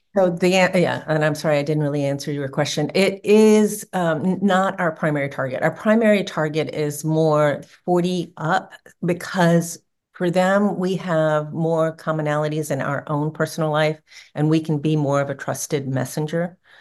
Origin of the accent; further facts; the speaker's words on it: New Orleans, Louisiana, United States; New Orleans, which is my hometown